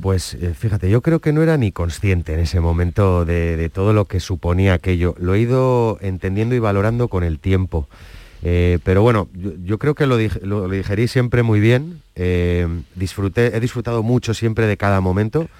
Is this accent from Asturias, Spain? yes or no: no; San Sebastián, Basque Country, Spain; soy donostiarra